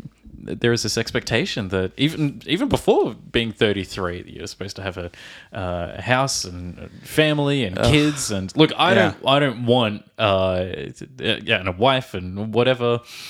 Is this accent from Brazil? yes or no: no; Australia; from Australia.